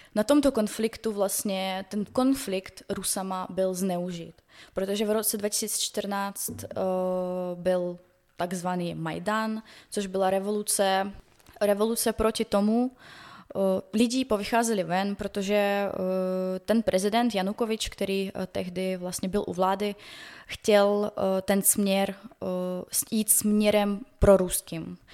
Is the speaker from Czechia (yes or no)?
no; Donetsk, Donetsk Oblast, Ukraine; Czech is a second language; now in Czech Republic; jsem z Doněcku